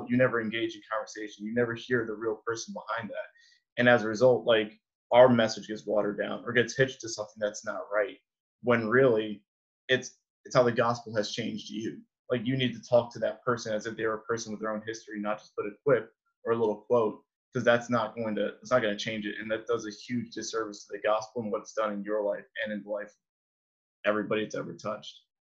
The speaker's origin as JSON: {"language": "English", "town": "Freehold", "region": "New Jersey", "country": "United States", "tie": "born or raised there", "said": "Like being a kid growing up in Freehold, like we preach missions all the time."}